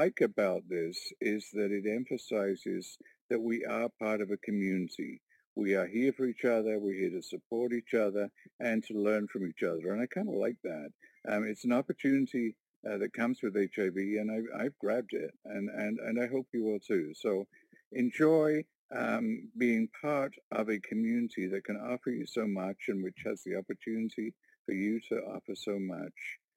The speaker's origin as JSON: {"language": "English", "town": "Warkworth", "region": "Ontario", "country": "Canada", "said": "I'm from Warkworth, Ontario, a little rural community of 700 people."}